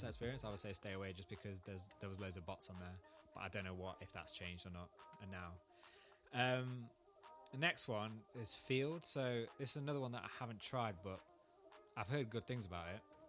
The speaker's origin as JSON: {"language": "English", "country": "India", "said": "so I'm Indian. We have, like, for instance, like a caste system, which personally I don't agree with, but it is still there now."}